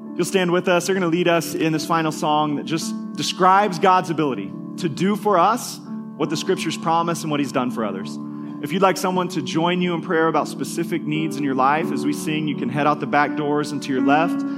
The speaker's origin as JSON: {"language": "English", "region": "Kansas", "country": "United States", "tie": "born or raised there", "said": "an elementary school kid, we grew up in Kansas"}